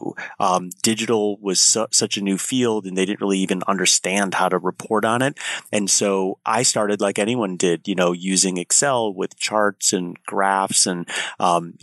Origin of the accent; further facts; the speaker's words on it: Chicago, Illinois, United States; I'm a Chicagoan